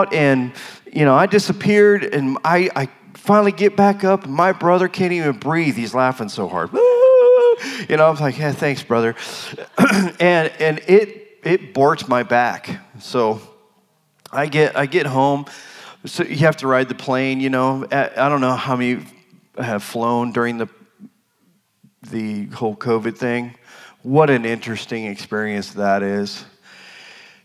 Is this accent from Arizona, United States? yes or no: yes; Arizona, United States; moved away; also born or lived in Colorado; I'm from Arizona. I've never lived in the cold